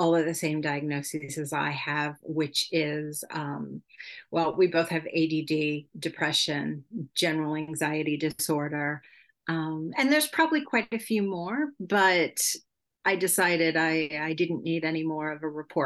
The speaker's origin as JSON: {"language": "English", "country": "United States", "first_language": "English", "moved": "as an adult", "lives_now": "Sweden", "said": "I am an American citizen, but I've been living abroad in Europe for over 20 years already"}